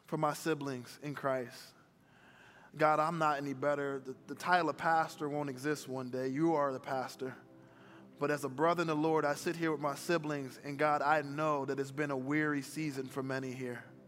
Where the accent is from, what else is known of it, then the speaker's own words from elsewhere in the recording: Philadelphia, Pennsylvania, United States; also born or lived in Chicago; I was born in Chicago, but I grew up in Philadelphia in a single parent home.